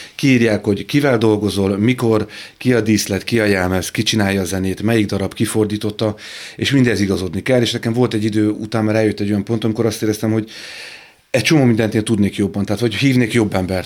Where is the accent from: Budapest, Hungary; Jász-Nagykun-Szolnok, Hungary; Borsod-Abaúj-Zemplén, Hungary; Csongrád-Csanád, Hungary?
Budapest, Hungary; Pesten laktunk, egy, egy, sőt Budán, ö, Moszkva téren